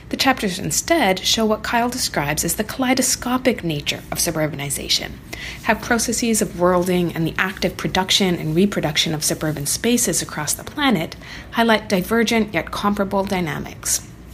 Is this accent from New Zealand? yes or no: no; Toronto, Ontario, Canada; I grew up in the Toronto inner suburb of Scarborough